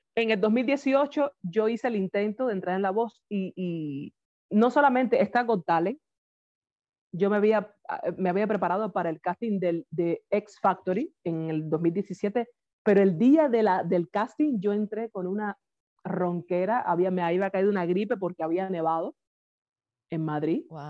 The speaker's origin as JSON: {"language": "Spanish", "region": "Havana", "country": "Cuba", "tie": "born or raised there", "moved": "as an adult", "lives_now": "Vila-seca, Spain", "said": "yo nací en La Habana, en el cerro"}